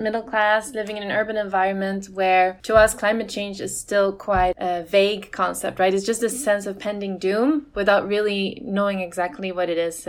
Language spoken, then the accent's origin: English; Sweden; I grew up in Sweden in the countryside, so like nature's all around.